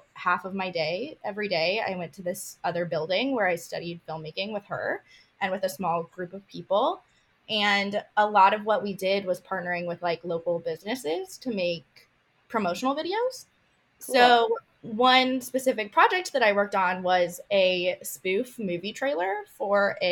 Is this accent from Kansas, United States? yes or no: yes; Kansas, United States; I'm from Kansas, born and raised